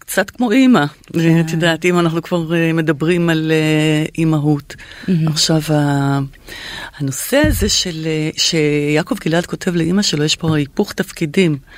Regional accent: Israel; אני באה מבית אה, ישראלי כזה

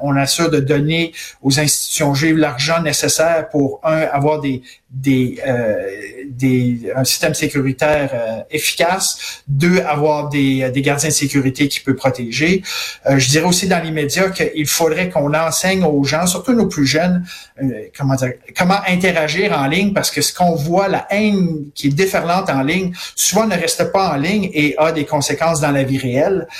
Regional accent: Montreal, Quebec, Canada; chez nous à Montréal, au Québec, au Canada

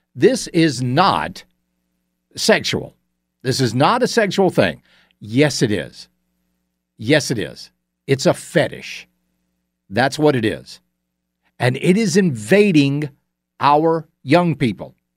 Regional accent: Augusta, Georgia, United States; please not my hometown.

